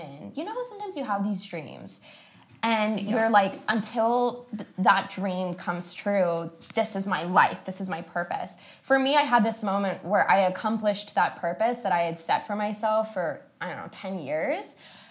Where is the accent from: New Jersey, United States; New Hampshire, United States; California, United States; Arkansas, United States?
California, United States; San Mateo; I was born and raised in the Bay Area, California, specifically in a town called San Mateo